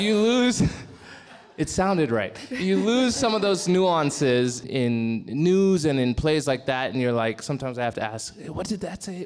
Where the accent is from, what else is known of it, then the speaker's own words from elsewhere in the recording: Nairobi, Kenya; first language English; also born or lived in Kijabe; I was born in Ken, in Nairobi